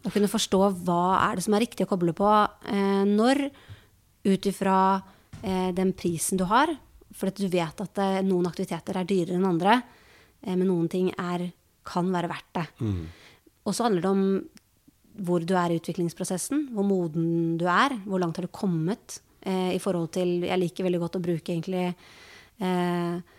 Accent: Norway; vi som nordmenn

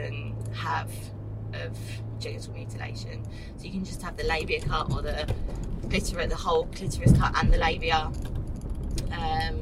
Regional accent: Essex, East of England, United Kingdom; moved away as an adult; also born or lived in London; now in Australia; So I was from London, but then lived in Essex for most of my life

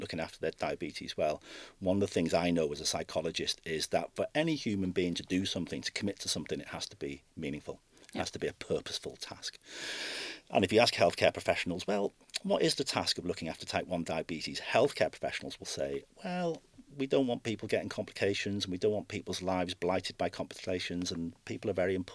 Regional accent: North Wales, United Kingdom; moved away as an adult; now in Belfast, United Kingdom; I'm not originally from Belfast. I'm from North Wales originally, and I came to Belfast in 1995

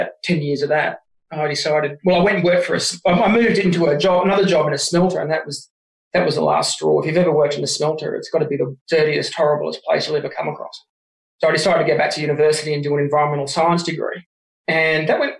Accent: Wollongong, New South Wales, Australia; also born or lived in Jervis Bay; I was born in Wollongong, but I spent most of my time on school holidays hanging down at Jervis Bay

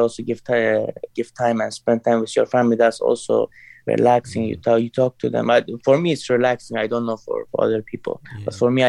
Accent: Herat, Afghanistan; born there; English is a second language; I was born in Herat, Afghanistan.

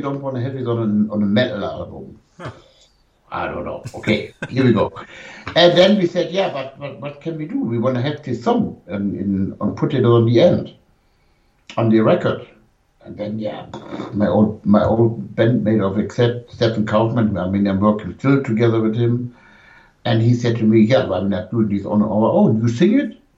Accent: Germany; first language German; English is a second language; my mother language, you know. Of course, I'm German

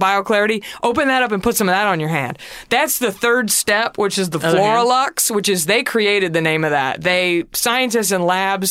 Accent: Texas, United States; represent my home state

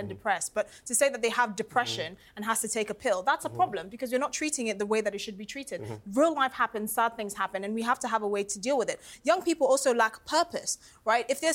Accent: Ghana; now in United Kingdom; I grew up in Ghana

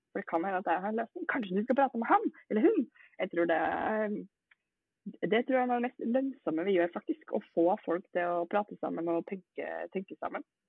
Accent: Norway; vi er jo nordmenn

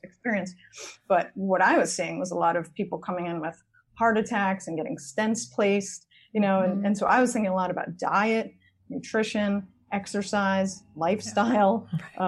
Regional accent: Long Island, New York, United States; I grew up on Long Island.

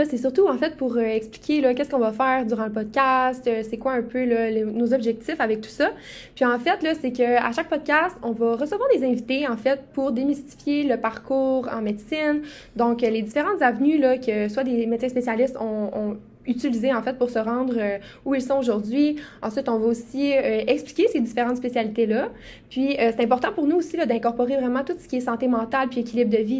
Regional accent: Quebec, Canada; je viens aussi de Saguenay-Lac-Saint-Jean

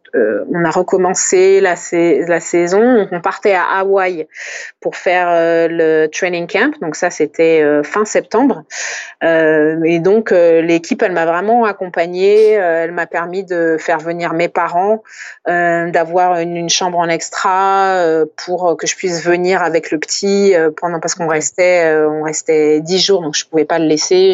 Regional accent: France; je suis française

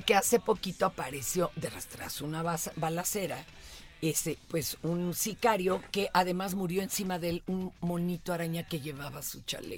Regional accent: Mexico City, Mexico; yo soy niña de Polanco

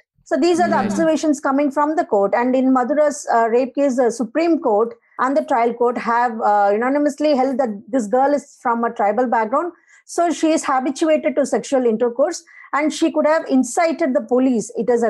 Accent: Tamil Nadu, India; I'm from Tamil Nadu.

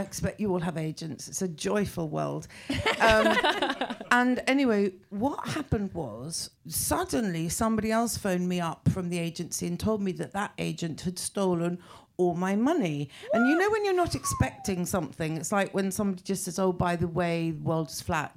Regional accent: England, United Kingdom; I kind of stopped being English

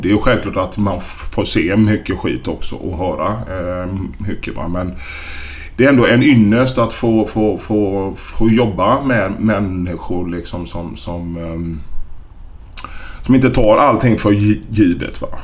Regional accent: Gothenburg, Västra Götaland, Sweden; moved away as an adult; also born or lived in Malmö; då är jag hemma i Göteborg

